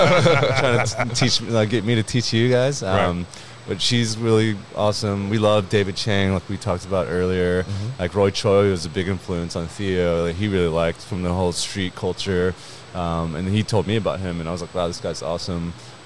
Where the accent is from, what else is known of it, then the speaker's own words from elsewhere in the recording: Vietnam; born there; I was born in Vietnam.